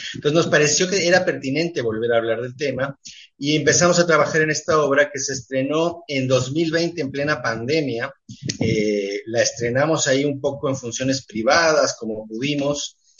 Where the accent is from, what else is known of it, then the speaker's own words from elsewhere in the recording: Mexico; also born or lived in Montevideo, Uruguay; soy más mexicano en ese sentido que uruguayo, aunque nací en Montevideo